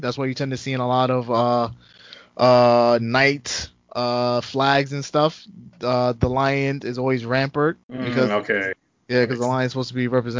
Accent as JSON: {"language": "English", "region": "New York", "country": "United States", "tie": "born or raised there", "said": "Technically, I am, because I was born in New York, so I'm a true Yankee."}